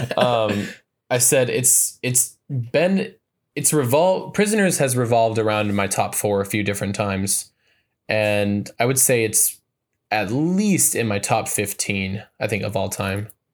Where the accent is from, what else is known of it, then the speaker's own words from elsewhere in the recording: Montana, United States; my home state